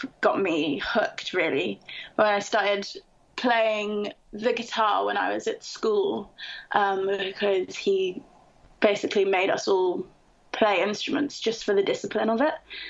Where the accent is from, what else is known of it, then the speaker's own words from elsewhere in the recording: London, United Kingdom; also born or lived in north of England; I was born and raised in Camden Town, and then I went to university in the north of England